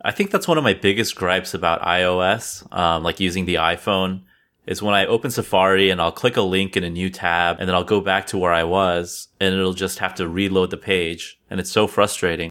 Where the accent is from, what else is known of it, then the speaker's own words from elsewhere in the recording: California, United States; now in East Coast, United States; I'm originally from California and then I moved to the East Coast